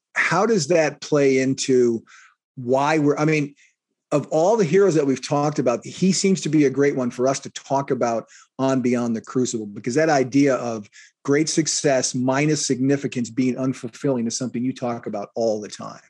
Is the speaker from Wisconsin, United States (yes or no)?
yes; Kenosha, Wisconsin, United States; my hometown, Kenosha, Wisconsin